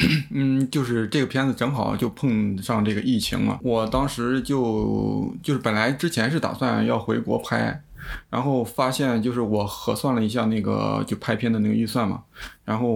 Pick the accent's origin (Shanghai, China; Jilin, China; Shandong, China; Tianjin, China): Shandong, China; moved away as an adult; now in Europe; 我来自山东